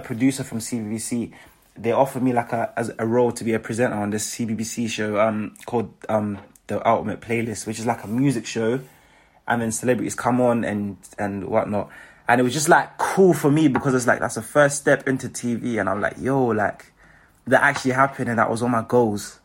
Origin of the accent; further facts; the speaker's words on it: Manchester, North West England, United Kingdom; also born or lived in Zimbabwe; I was born in Manchester